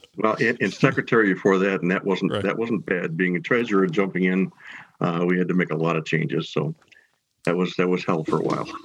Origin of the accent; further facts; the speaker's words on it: Herkimer County, New York, United States; I grew up in Herkimer County, which is like I said in the middle of the state